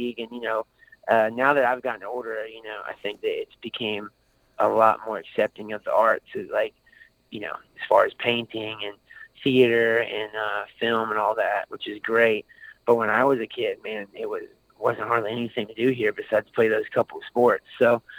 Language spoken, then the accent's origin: English; Aiken, South Carolina, United States; I'm from Aiken, South Carolina, and it's a small town near Augusta, Georgia